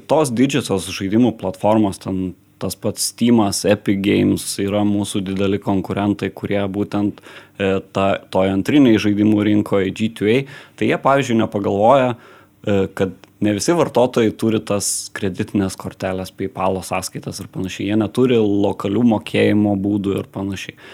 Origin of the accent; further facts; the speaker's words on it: Lithuania; Mes lietuviai